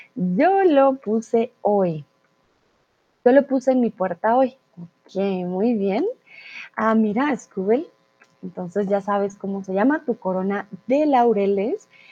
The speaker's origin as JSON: {"language": "Spanish", "country": "Colombia", "moved": "yes", "lives_now": "Germany"}